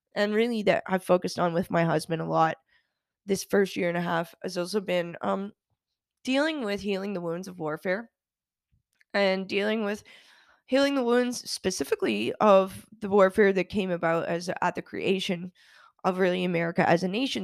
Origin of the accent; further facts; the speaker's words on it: Canada; now in United States; Being Canadian and also doing a lot of work in Europe